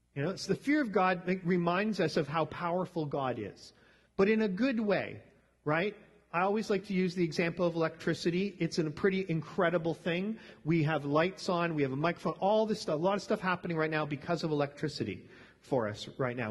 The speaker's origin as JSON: {"language": "English", "country": "Canada", "tie": "born or raised there", "said": "growing up in Canada"}